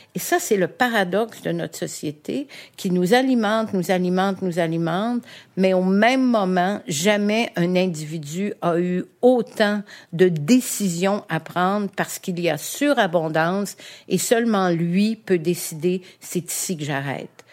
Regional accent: Montreal, Quebec, Canada; also born or lived in Huntingdon, Quebec; je suis née à Verdun

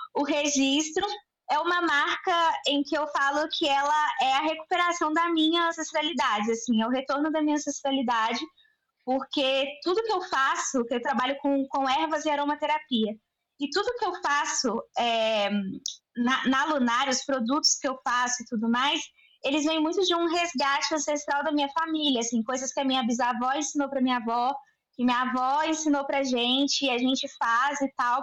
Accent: Belo Horizonte, Minas Gerais, Brazil; eu tenho 29 anos, sou de Belo Horizonte

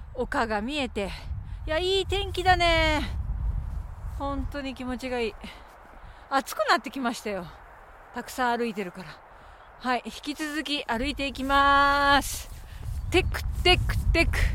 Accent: Okayama, Japan; moved away; 私のふるさと岡山は雪がほとんど降らない

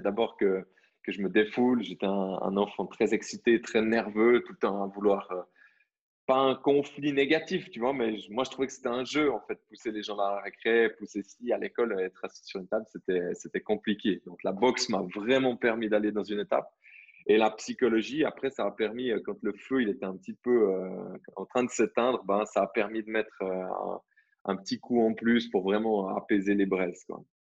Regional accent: Vaud, Switzerland; je suis né en Suisse

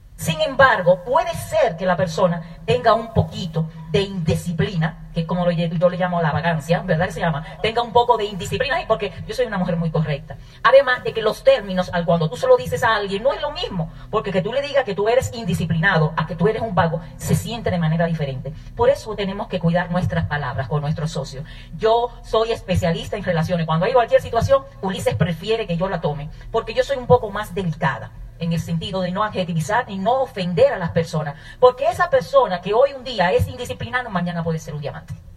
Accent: Dominican Republic; moved away; also born or lived in Bahía de Manzanillo, Dominican Republic / New York, United States / Virginia, United States; yo nací en República Dominicana, eh, en un campo

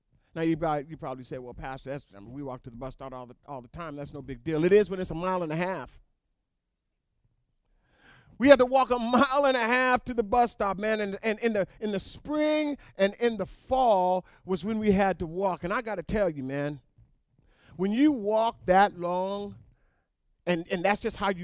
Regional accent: North Pole, Alaska, United States; moved away; I was raised in North Pole, Alaska

